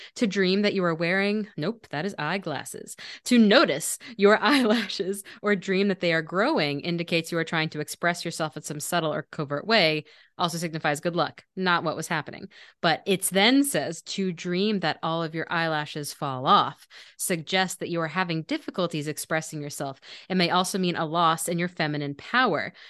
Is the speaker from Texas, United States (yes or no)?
no; Maryland, United States; I grew up in Maryland, like eating crabs was my childhood